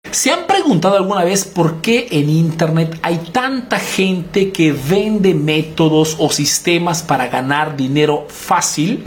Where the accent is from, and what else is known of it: Peru; now in Italy